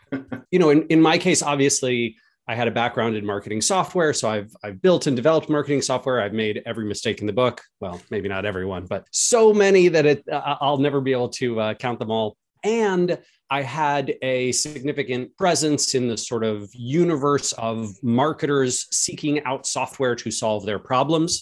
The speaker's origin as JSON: {"language": "English", "country": "United States", "said": "as an American"}